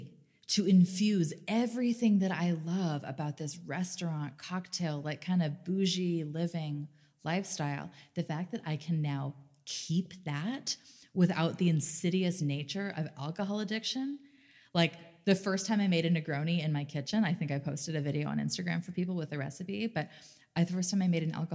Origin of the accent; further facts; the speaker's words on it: Canada; growing up in Canada